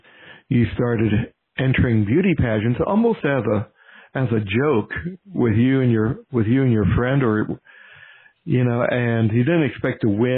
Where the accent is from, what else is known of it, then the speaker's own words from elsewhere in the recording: Louisville, Kentucky, United States; now in Richmond, United States; I'm transplanted. I'm originally from Louisville, Kentucky